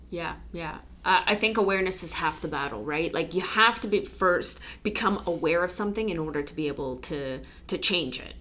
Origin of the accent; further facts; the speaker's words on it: Poland; moved away; my home country poland